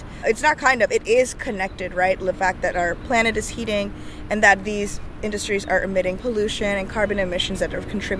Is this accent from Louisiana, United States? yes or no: yes; New Orleans, Louisiana, United States; I'm a daughter of immigrants, but I was born and raised in New Orleans